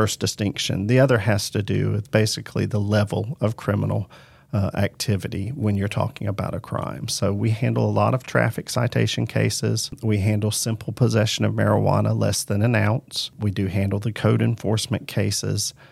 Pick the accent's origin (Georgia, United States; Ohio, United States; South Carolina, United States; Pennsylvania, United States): Georgia, United States; Macon; I was born and raised in Macon